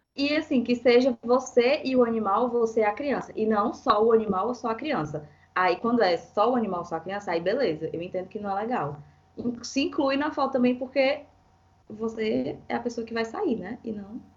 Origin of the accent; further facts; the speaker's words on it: Fortaleza, Ceará, Brazil; now in São Paulo, Brazil; sou de Fortaleza